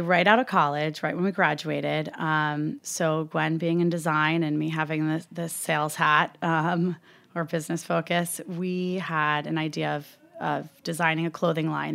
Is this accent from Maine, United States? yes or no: no; Upper Hudson Valley, upstate New York, United States; I grew up in upstate New York